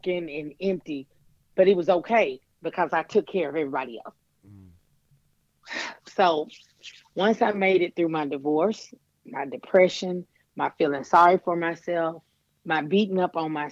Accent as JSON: {"language": "English", "area": "Dickson County", "region": "Tennessee", "country": "United States", "tie": "born or raised there", "said": "I was born and raised in Dixon County in Tennessee"}